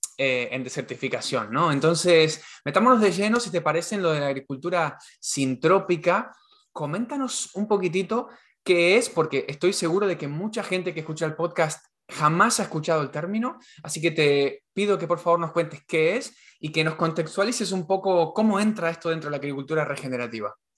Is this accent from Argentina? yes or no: yes; Argentina; en Argentina tenemos todo soja transgénica